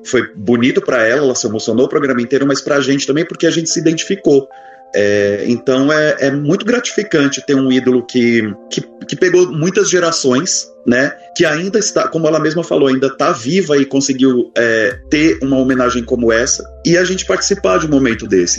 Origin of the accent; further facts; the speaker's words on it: São Paulo, Brazil; eu sou de São Paulo, capital